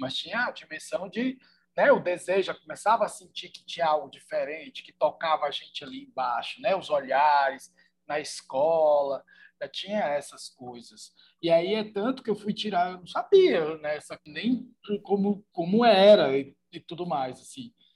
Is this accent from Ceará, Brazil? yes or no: yes; Fortaleza, Ceará, Brazil; eu sou de Fortaleza, né, no Ceará